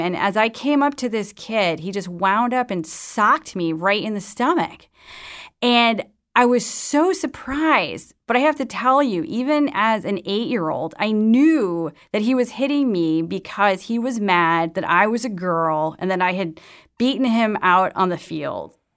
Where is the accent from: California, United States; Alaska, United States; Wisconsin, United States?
Wisconsin, United States; Madison; When I was growing up in Madison, Wisconsin